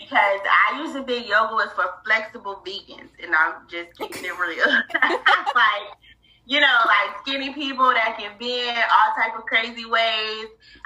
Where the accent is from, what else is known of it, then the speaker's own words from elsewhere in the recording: Fort Lauderdale, Florida, United States; now in Jacksonville, United States; I'm born and raised in Fort Lauderdale, Florida. I now reside in Jacksonville